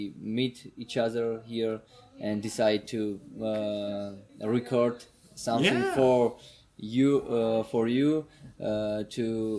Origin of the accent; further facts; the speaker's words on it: Tbilisi, Georgia; English is a second language; It's my hometown. I have born here.